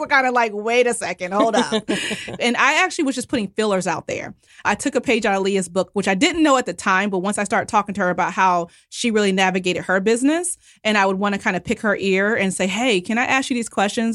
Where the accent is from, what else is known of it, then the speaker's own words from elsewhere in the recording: United States; I'm, you know, very much American